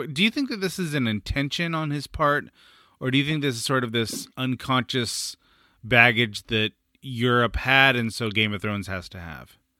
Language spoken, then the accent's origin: English; San Francisco, California, United States; I'm from San Francisco, which is famously foggy